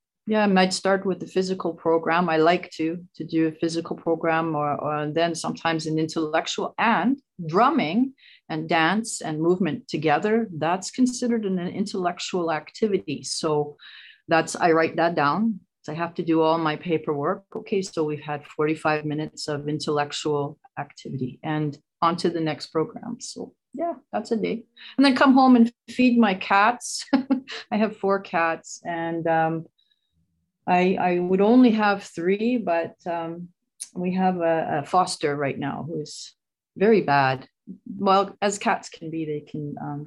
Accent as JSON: {"language": "English", "town": "Vancouver", "region": "British Columbia", "country": "Canada", "also_born_or_lived": "Fraser Valley", "said": "I'm from here. I'm from Vancouver area. I'm living out in the Fraser Valley, Vancouver area, BC, Canada"}